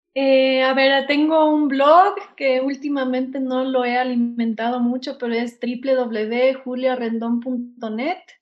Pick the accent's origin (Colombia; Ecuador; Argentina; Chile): Ecuador; moved away as an adult; salí del Ecuador joven, ¿no? A los 18 años y me quedé 17. Me quedé mucho tiempo afuera y después volví